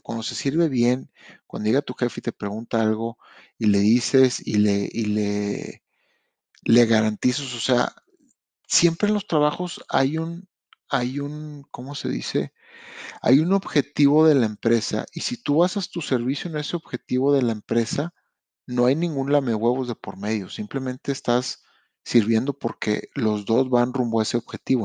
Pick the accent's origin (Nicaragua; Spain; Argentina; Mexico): Mexico; now in Canada; Yo vengo de México